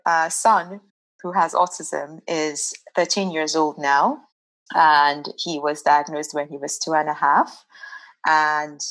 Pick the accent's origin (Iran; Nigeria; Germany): Nigeria; now in Netherlands; I am originally from Nigeria